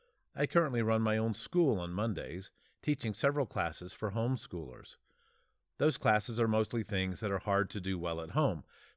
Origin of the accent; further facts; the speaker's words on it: Tallahassee, Florida, United States; born there; now in Billings, United States; I was born in 1965 in Tallahassee, Florida. Since then, I've lived in California, Georgia, Tennessee, Ohio, and Montana, where I now reside near the city of Billings.